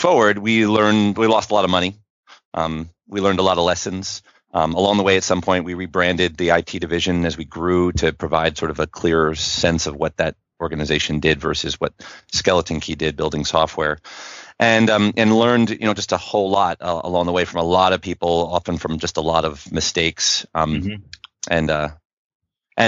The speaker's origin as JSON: {"language": "English", "area": "Westchester County", "region": "New York", "country": "United States", "tie": "born or raised there", "also_born_or_lived": "Connecticut", "moved": "as an adult", "lives_now": "St. Louis, United States", "said": "I come from New York originally. I was from Westchester County, the first county north of the city, sort of a New England boy, born and raised"}